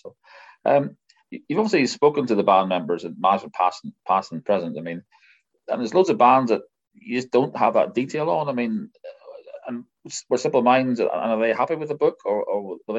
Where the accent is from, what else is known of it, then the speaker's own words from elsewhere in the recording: Omagh, Northern Ireland, United Kingdom; I'm from Omagh, which is a very small town.